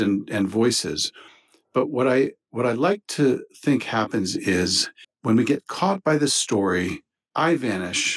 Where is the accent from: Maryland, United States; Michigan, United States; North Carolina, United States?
Maryland, United States; now in Rhode Island, United States; I grew up in Maryland and had moved to Rhode Island